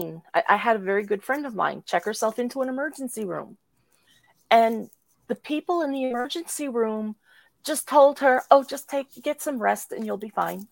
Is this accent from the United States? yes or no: yes; New Jersey, United States; I was born and raised in New Jersey